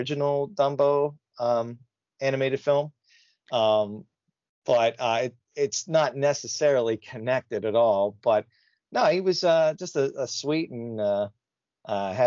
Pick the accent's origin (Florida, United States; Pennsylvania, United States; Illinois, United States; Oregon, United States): Pennsylvania, United States; Pittsburgh; I'm from the Pittsburgh area